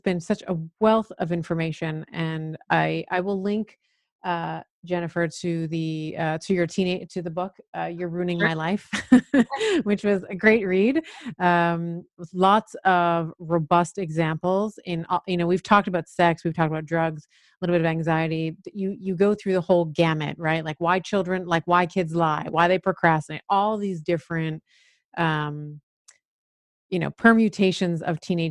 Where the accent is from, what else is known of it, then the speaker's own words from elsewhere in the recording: Canada; I grew up in Canada